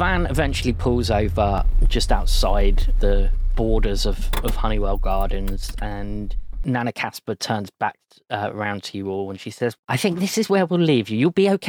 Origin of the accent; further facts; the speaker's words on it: London, United Kingdom; because as you say, I'm from London, you look at her face and it says it all, really.